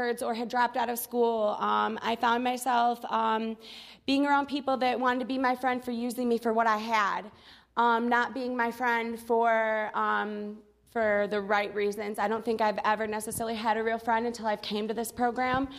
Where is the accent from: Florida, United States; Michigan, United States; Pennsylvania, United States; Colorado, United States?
Michigan, United States; Galesburg; I'm from Kalamazoo, Michigan, actually a little town next to Kalamazoo called Galesburg